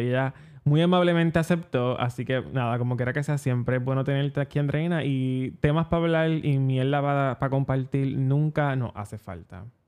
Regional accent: Puerto Rico; como buenos puertorriqueños

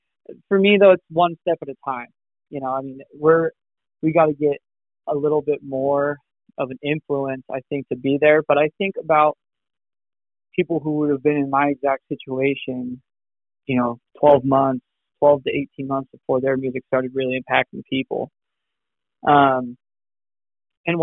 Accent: Rocky Mountains, United States; I'm from the Rocky Mountains

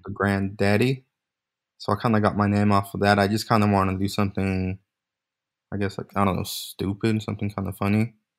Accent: Bay Area, California, United States; born and raised in California, Bay Area

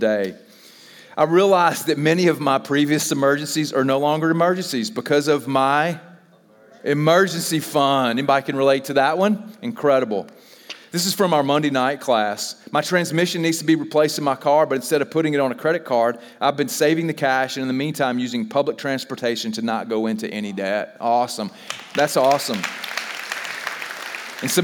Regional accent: the South, United States; we're from the South

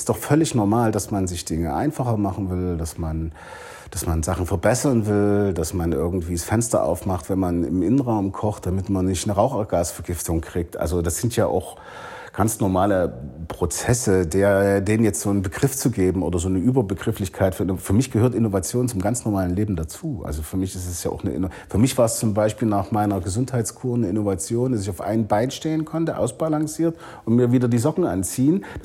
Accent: Leipzig, Saxony, Germany; Ich komme aus der DDR, ich war 16 Jahre alt, als, als die Mauer fiel.

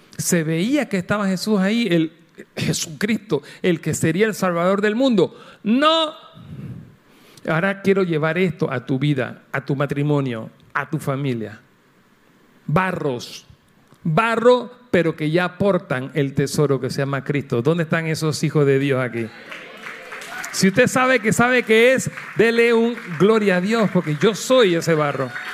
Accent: Panama

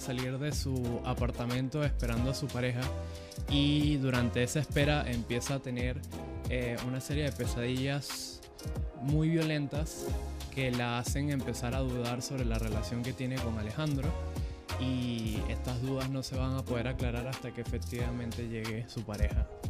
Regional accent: Venezuela; moved away as an adult; now in Panama; en Venezuela, que es mi país natal, y en Panamá, que es el país donde resido hace más de 10 años

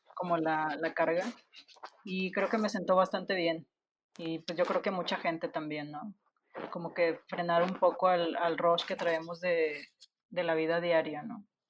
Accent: Monterrey, Nuevo León, Mexico; soy de Monterrey

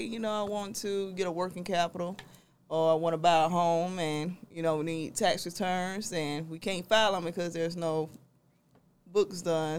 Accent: South Georgia, United States; also born or lived in Albany, Georgia / Atlanta, Georgia; I'm from South Georgia

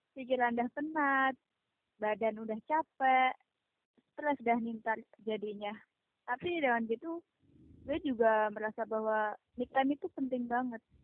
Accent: East Java, Indonesia; asal dari Jawa Timur

